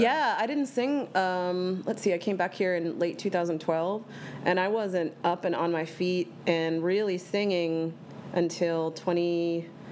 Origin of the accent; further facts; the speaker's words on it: Bucks County, outside Philadelphia, Pennsylvania, United States; I am from Philadelphia, Pennsylvania, born and raised, actually outside of the city